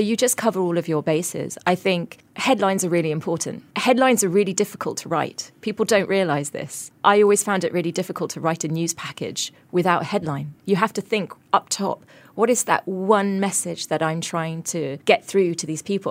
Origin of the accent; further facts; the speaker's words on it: coastal town in England, United Kingdom; moved away as an adult; now in Singapore; my hometown, which was this coastal town in England